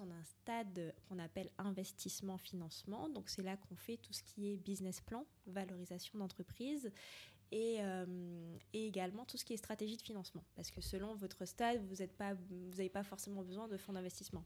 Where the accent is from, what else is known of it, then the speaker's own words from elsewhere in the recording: Martinique; now in France; je suis martiniquaise, qui est une île française.